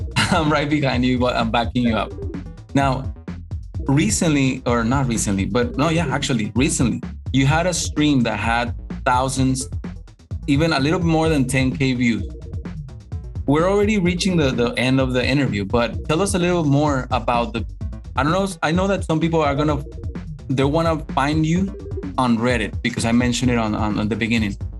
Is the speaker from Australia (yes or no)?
no; Mexico; English is a second language; a Mexican guy